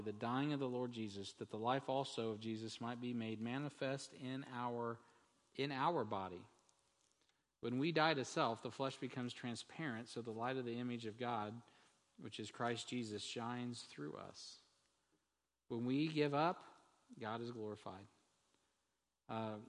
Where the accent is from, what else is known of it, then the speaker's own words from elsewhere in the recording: United States; As an American